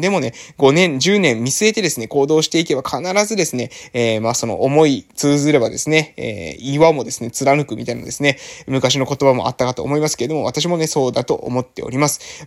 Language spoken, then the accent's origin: Japanese; a village on Amami Oshima, Kagoshima, Japan; moved away as an adult; also born or lived in Fukuoka; ここはですね、私 が生まれ育ったですね、村なわけでございますけれども